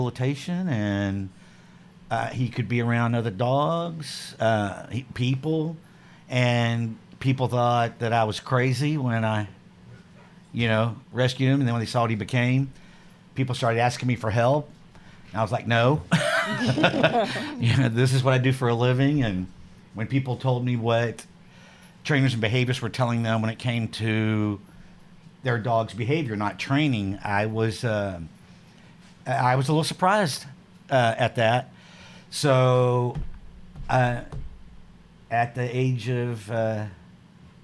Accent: Houston, Texas, United States; I grew up in Houston

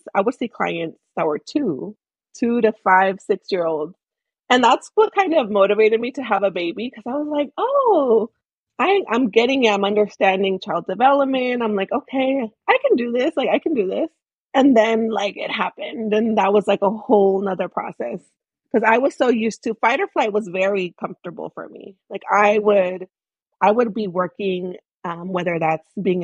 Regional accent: Bay Area, California, United States; also born or lived in Michoacán, Mexico; I'm an immigrant myself from Michoacán, Mexico. I grew up in the Bay Area

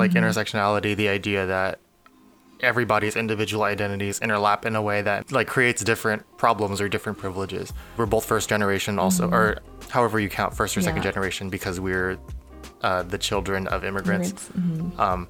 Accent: United States; both of my parents grew up in Vietnam and then moved to the States. I guess like I'm American and my parents are Vietnamese, but we're also both Chinese. It's kind of a big mix, but my sort of background is pretty common

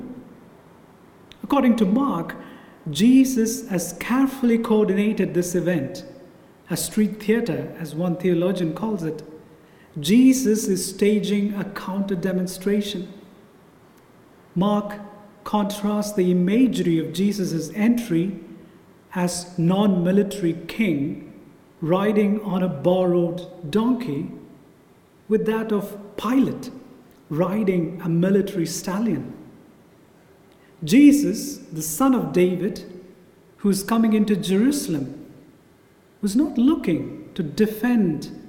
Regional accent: South India, India; moved away; my hometown in South India

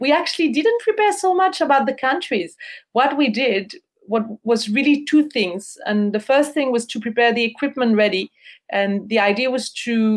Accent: Switzerland; moved away as an adult; we're from Switzerland

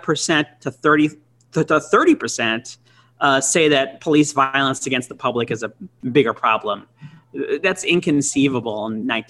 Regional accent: Milwaukee, Wisconsin, United States; Milwaukee, which was my hometown

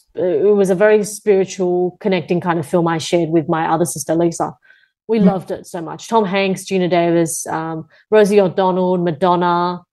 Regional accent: Taiwan; now in Australia; We're both from Taiwan. Ethnically, we're Taiwanese women.

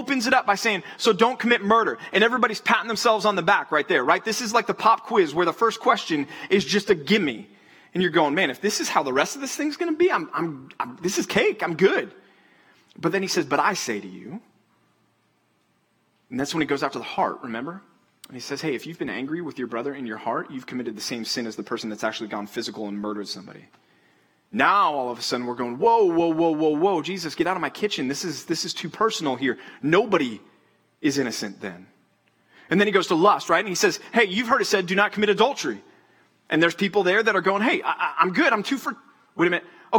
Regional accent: Texas, United States; moved away; I would go to the Rangers games growing up in Texas

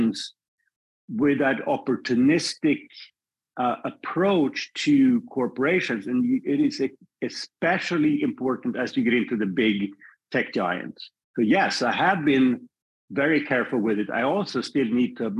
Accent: Sweden; moved away as an adult; also born or lived in Paris, France; now in United States; I'm born and raised in Sweden. I spent my first 25 years there

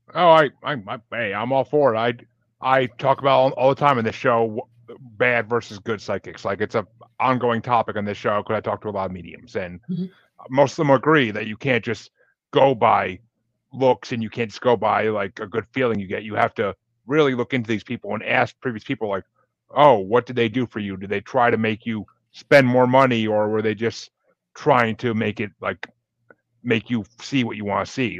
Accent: Kingston, New York, United States; moved away as an adult; now in Massachusetts, United States; Kingston, New York originally. Lived there for okay. 25, 26 years.

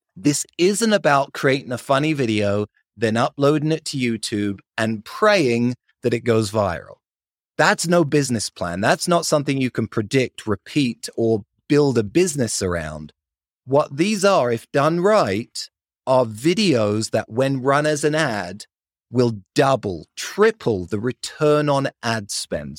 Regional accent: London, United Kingdom; accent: British; moved away as an adult; now in Salt Lake City, United States; I grew up in London, lived there for twenty years, and then moved out to the States, originally to go to university

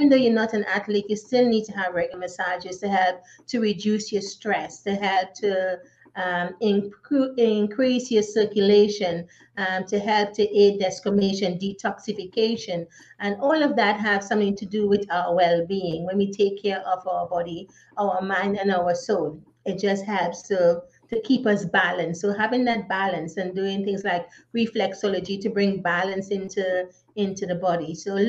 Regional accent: Trinidad & Tobago; also born or lived in Grenada / Curaçao; No, I was born in Grenada, which is a Spice Island. I grew up in Trinidad and Tobago and Curaçao.

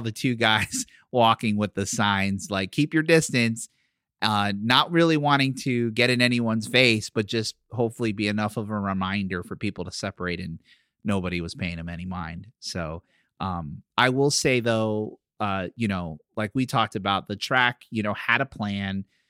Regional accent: Philadelphia, Pennsylvania, United States; accent: Philly; moved away; my hometown, Philadelphia

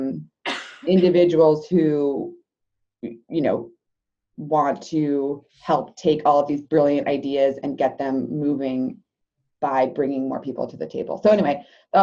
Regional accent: California, United States; also born or lived in Michigan; my home state is hurting right now. And so I want to go back home and work on these drought issues. So I came back to California

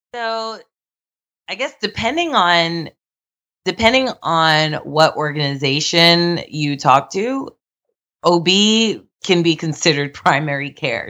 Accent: New York, United States; I'm from New York

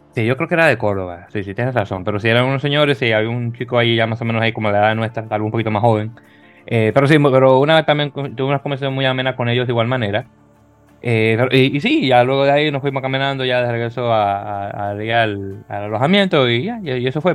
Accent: Dominican Republic; dominicano al fin

